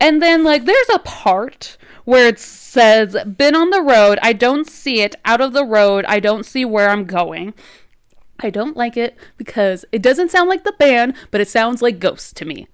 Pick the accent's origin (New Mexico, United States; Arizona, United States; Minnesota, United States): New Mexico, United States; accent: New Mexico; here in New Mexico, we kinda have, like, this unique accent